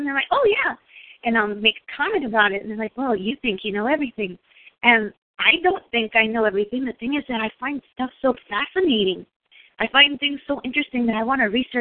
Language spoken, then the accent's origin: English; Texas, United States; moved away; also born or lived in New York; I'm from Texas